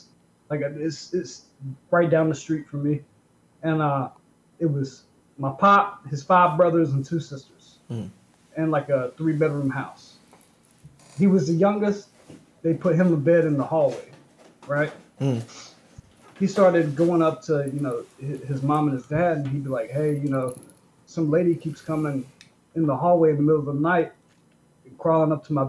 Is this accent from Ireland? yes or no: no; North Carolina, United States; I'm from North Carolina. I don't know if you guys know about North Carolina, but it's farmland.